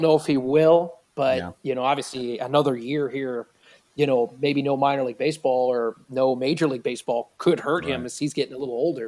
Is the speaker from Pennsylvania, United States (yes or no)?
yes; Pennsylvania, United States; moved away as an adult; also born or lived in New Orleans; now in Wichita, United States; I grew up in the Eastern time zone in Pennsylvania